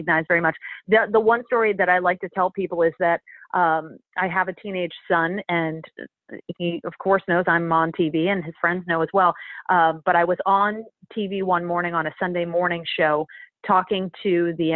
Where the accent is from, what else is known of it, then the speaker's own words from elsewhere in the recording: Philadelphia, Pennsylvania, United States; I grew up in Philly